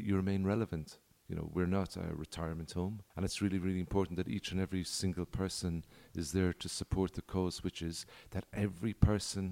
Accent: Ireland; moved away as an adult; now in Mexico; I'm Irish

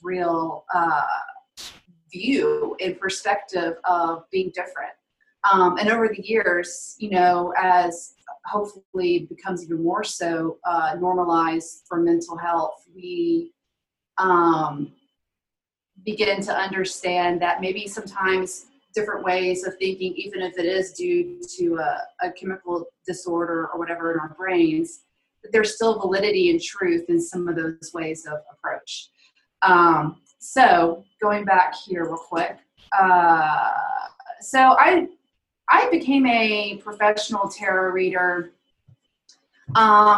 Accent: Alabama, United States; I grew up Catholic in the Deep South, Alabama

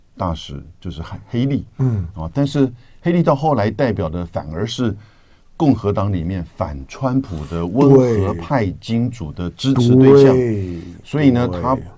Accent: Yonghe, New Taipei, Taiwan; born there; 我出生地。

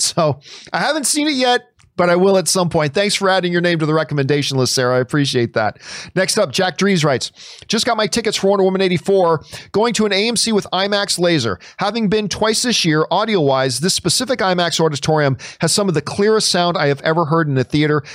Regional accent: Canada; I, as a Canadian

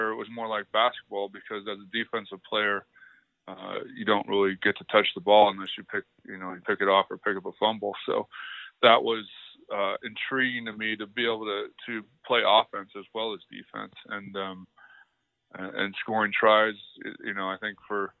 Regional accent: Long Beach, California, United States; moved away as an adult; also born or lived in Wales / Germany; I was born and raised in Long Beach, California

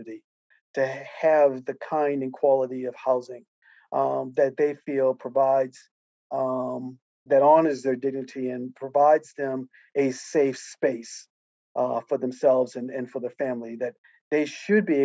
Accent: United States; I am an American, and I'm certainly proud of the fact that I am an American

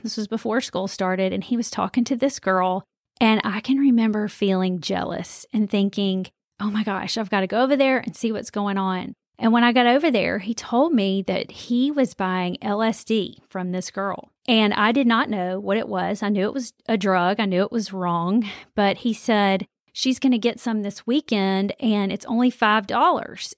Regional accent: Birmingham, Alabama, United States; I grew up here in Birmingham, Alabama

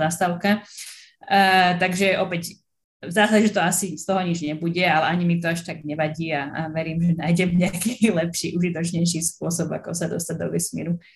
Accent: Slovakia; moved away as an adult; now in Hawaii, United States; som nakoniec zo Slovenska odišla

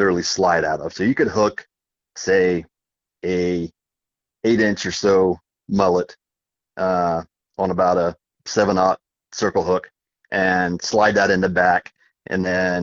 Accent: Virginia, United States; moved away; From my days growing up in Virginia, we did a lot of flounder fishing up there

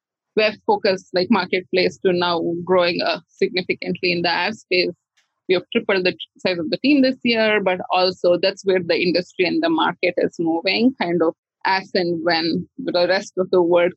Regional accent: India; I saw this artwork by a seller in India, and I grew up in India

